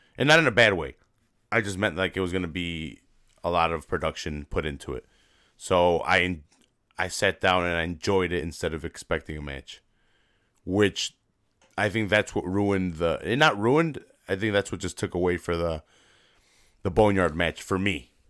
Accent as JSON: {"language": "English", "town": "Chicago", "region": "Illinois", "country": "United States", "said": "I'm from Chicago"}